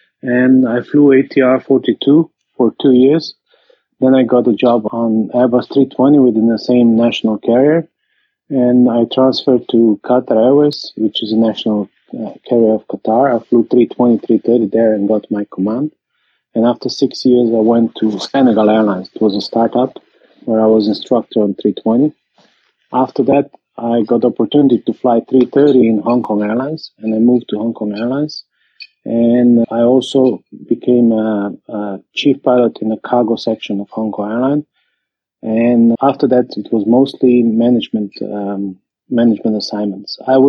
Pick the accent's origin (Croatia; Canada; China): Croatia; English is a second language; I'm coming from Croatia and currently I'm flying.